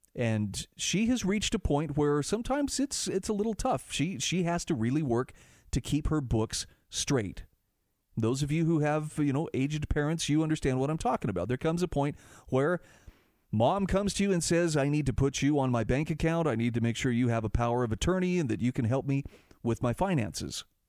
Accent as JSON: {"language": "English", "region": "Utah", "country": "United States", "said": "my home state of Utah"}